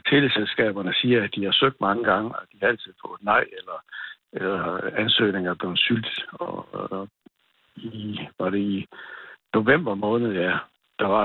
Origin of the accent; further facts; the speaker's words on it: Fanø, Southern Denmark, Denmark; Nej, det er jeg ikke. Jeg kommer fra Fanø.